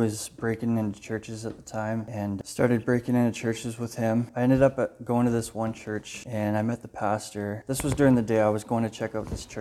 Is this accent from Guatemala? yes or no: no; Windsor, Ontario, Canada; I grew up in Windsor